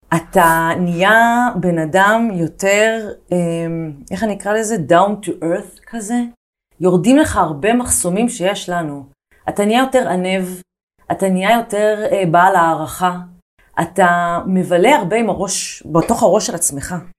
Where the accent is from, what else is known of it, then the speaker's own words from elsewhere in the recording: Haifa, Haifa District, Israel; moved away as an adult; now in Tel Aviv, Israel; אני גדלתי בחיפה, אה, וכילדה שגדלה בחיפה בשנות ה-90